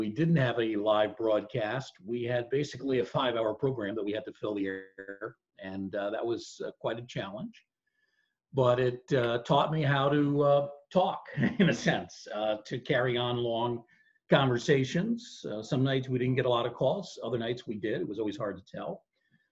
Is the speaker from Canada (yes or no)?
no; Bronxville, New York, United States; I was born in Bronxville, New York, which is right next to Yonkers.